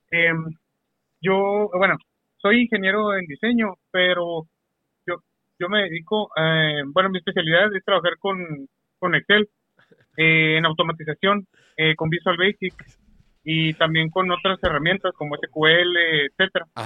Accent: Mexicali, Baja California, Mexico; Eh, soy, soy de Mexicali.

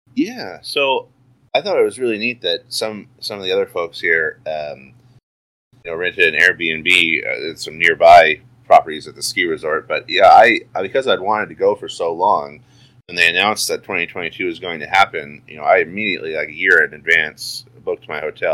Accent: Oregon, United States; I'm from Oregon, so the other side of the country

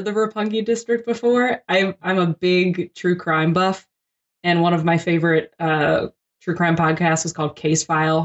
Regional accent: Philadelphia, Pennsylvania, United States; moved away; also born or lived in New Orleans; I'm from Philadelphia originally

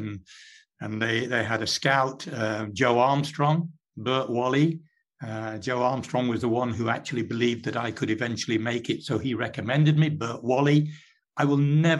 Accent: Derbyshire, East Midlands, United Kingdom; accent: Derbyshire; moved away; I still have the Derbyshire accent

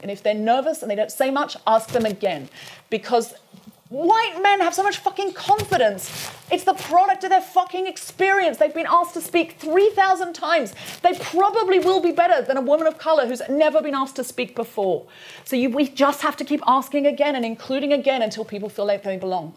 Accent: United Kingdom; British people

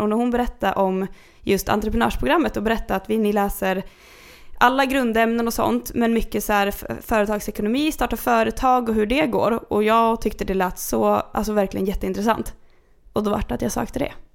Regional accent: Kungsör, Västmanland, Sweden; Jag växte upp i Kungsör.

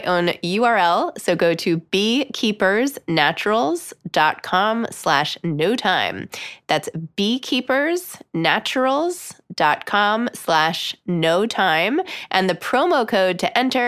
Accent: New York, United States; in New York growing up

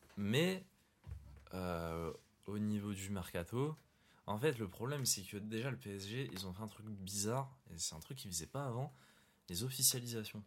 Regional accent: Morocco; Je suis marocain

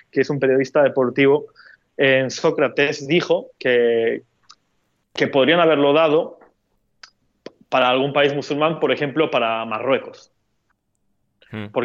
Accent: Turkey; Es que soy de Medio Oriente, entonces como estoy muy acostumbrado a usar esa palabra para describir una cantidad bastante amplia de, de países y situaciones.

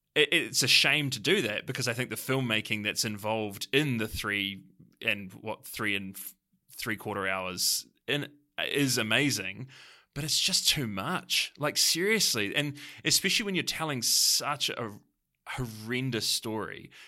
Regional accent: New Zealand; as a New Zealander

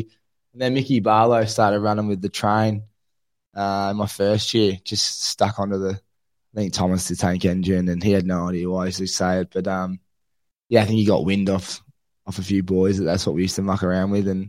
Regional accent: Riddells Creek, Victoria, Australia; I grew up in Riddles Creek. That's where I was brought up.

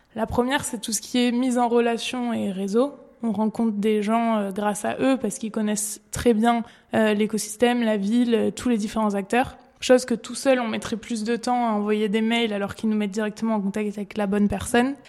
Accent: Périgueux, Nouvelle-Aquitaine, France; now in Bordeaux, France; Je suis originaire de Périgueux et je vis actuellement à Bordeaux

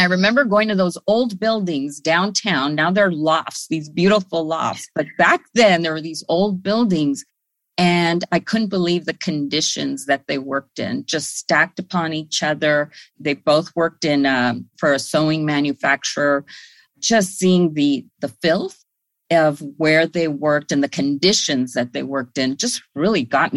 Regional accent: Los Angeles, California, United States; I grew up on Northeast LA, which is in the Lincoln Heights, Highland Park area

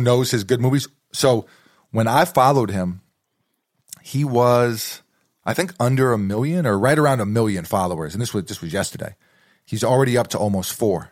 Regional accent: New York City, New York, United States; moved away; Growing up in New York City

